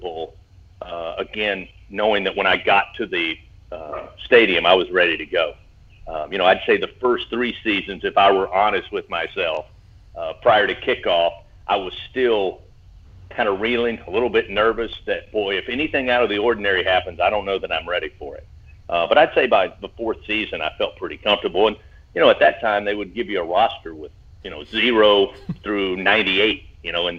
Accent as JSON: {"language": "English", "town": "Hindman", "region": "Kentucky", "country": "United States", "tie": "born or raised there", "said": "I grew up in Hindman, Kentucky, which is in coal mining country, eastern part of the state"}